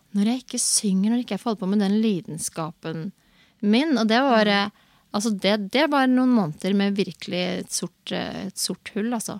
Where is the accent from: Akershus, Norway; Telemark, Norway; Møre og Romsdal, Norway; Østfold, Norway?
Østfold, Norway; Moss; jeg er fra Moss